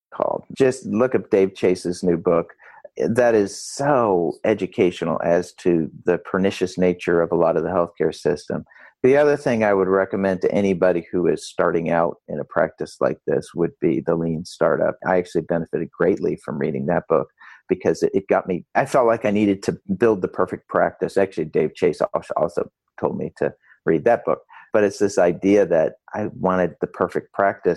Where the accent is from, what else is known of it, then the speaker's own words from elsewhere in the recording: Rochester, New York, United States; I grew up in Rochester, New York